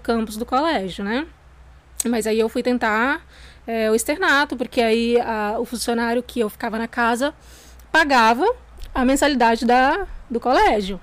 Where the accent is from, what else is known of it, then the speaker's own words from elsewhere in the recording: São Gabriel da Palha, Espírito Santo, Brazil; also born or lived in São Mateus, Espírito Santo; eu nasci aqui mesmo, né, em São Gabriel